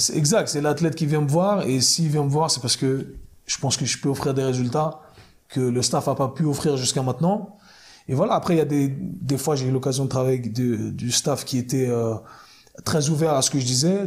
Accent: Geneva, Switzerland; moved away as an adult; also born or lived in New York, United States; Donc à la base, je suis de, de Genève. Je suis parti à, à, New York quand j'avais 19 ans. 19 ans, j'ai fait 20 ans là-bas.

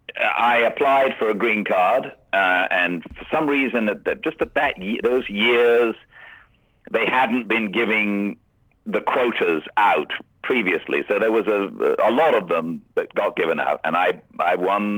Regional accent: Cheltenham, South West England, United Kingdom; moved away; I'm English. I come from the west of England, a place called Cheltenham, which is near to Stratford-upon-Avon, near to Oxford.

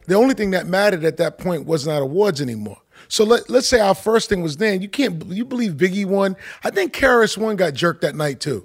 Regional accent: New York City, New York, United States; also born or lived in Manhattan; I spent m, my, my life in, in, in Queens, in Queens Village, um, right off of Jamaica, Jamaica, Queens

